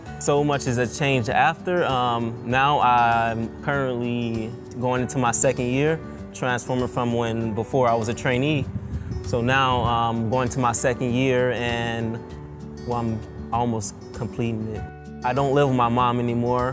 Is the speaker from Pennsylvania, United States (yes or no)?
no; Chicago, Illinois, United States; I was raised on the south side of Chicago